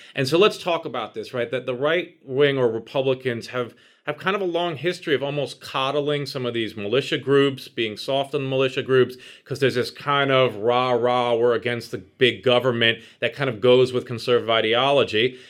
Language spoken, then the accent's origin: English; New York City, New York, United States; I grew up in New York City